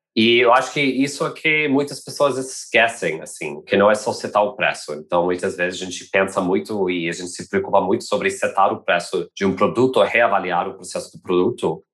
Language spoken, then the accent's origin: Portuguese; United States; now in Brazil; Sou americano